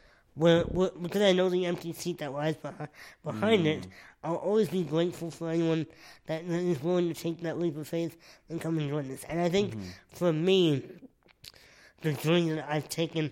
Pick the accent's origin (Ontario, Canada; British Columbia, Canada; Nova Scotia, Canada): Nova Scotia, Canada; when I was a baby, I lived there for like 18 months